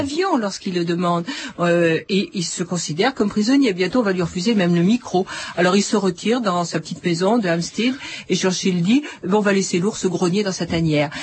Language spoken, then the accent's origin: French; France; nous sommes français